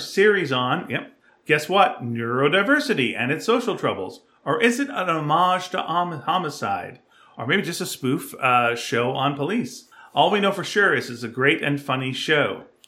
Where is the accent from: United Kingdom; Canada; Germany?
Canada; Montreal, Quebec; I was born in Montreal, I should know French